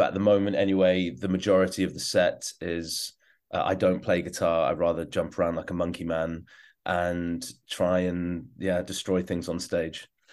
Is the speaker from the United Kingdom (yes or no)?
yes; London, United Kingdom; also born or lived in Hong Kong; now in Hamburg, Germany; I'm from London and uh, also kind of Hong Kong